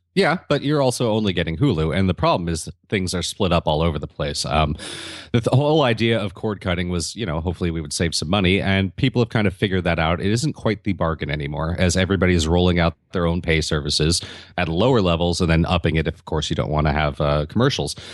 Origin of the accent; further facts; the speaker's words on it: Santa Monica, California, United States; here in my hometown of Santa Monica